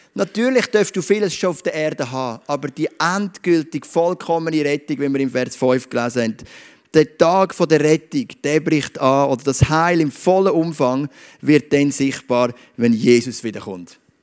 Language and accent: German; Switzerland; ich bin stolz darauf, ein Schweizer zu sein.